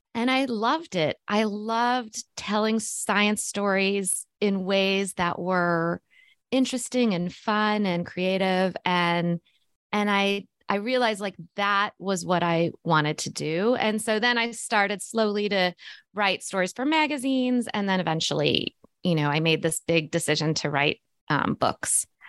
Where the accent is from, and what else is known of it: Missouri, United States; born or raised there